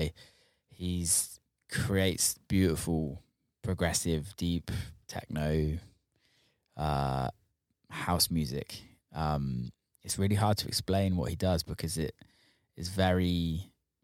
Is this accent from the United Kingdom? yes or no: yes; England, United Kingdom; My like English ass